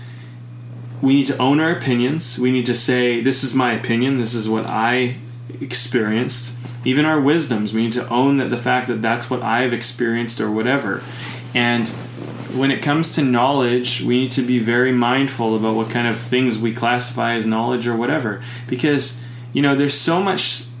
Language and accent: English; Canada; as a Canadian